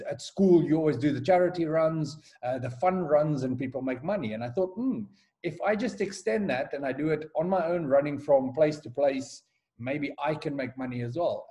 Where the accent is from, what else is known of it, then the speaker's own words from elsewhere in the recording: Johannesburg, Gauteng, South Africa; moved away as an adult; also born or lived in Durban, South Africa / United Kingdom / Kyrgyzstan / Azerbaijan; now in Nigeria; I was born and raised in Johannesburg